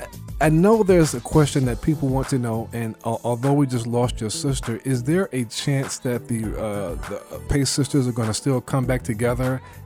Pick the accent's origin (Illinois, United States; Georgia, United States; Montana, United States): Georgia, United States; Athens; I went to high school in Athens